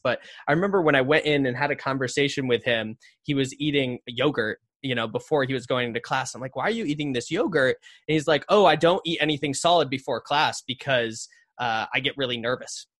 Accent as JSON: {"language": "English", "region": "northern Connecticut", "country": "United States", "tie": "born or raised there", "said": "I grew up in Connecticut, uh, kinda northern part of Connecticut"}